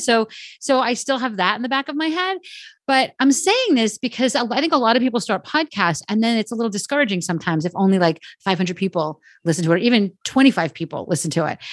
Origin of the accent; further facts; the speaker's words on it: New Jersey, United States; I am from New Jersey